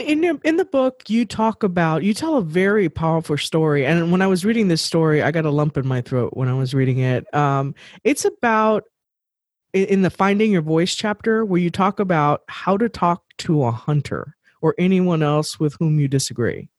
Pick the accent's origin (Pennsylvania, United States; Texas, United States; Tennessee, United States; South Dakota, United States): Texas, United States; we're from Texas